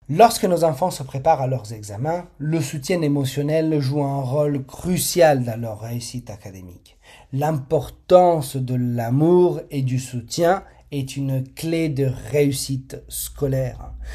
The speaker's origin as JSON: {"language": "French", "country": "Italy", "said": "je suis italien et dans notre culture, les repas en famille sont bien plus que des moments de partage"}